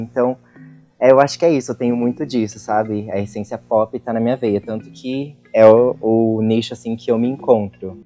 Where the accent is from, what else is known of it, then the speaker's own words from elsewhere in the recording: São José dos Campos, São Paulo, Brazil; Sou de São José dos Campos, artista independente